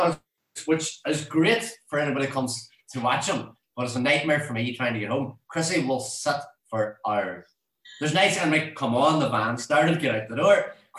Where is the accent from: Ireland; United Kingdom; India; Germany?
Ireland; Castlefin, Ulster; I'm from Castlefin originally.